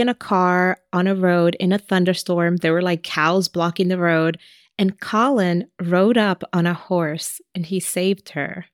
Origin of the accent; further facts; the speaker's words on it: New York City, New York, United States; that's my hometown